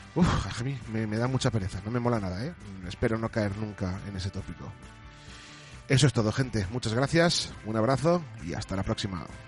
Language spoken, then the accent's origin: Spanish; Castellón de la Plana, Valencian Community, Spain; somos de España, de Castellón